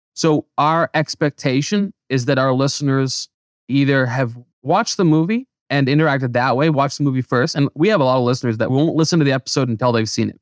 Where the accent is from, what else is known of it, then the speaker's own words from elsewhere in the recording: Canada; moved away; I grew up in Canada